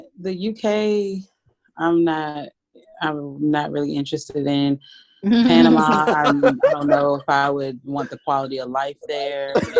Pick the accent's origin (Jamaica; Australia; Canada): Canada; I was raised in Canada, and I absolutely love it.